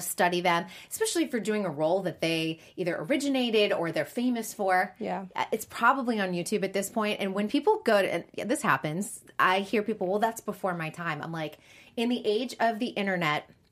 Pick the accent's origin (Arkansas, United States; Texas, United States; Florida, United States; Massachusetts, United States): Massachusetts, United States; Boston; also born or lived in New York City; now in Los Angeles, United States; I grew up in Boston and lived in New York City